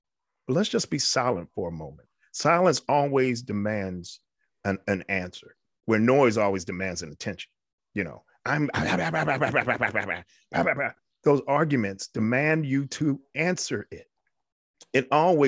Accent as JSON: {"language": "English", "region": "New York", "country": "United States", "tie": "born or raised there", "said": "I was raised in New York. I had a wonderful, wonderful childhood."}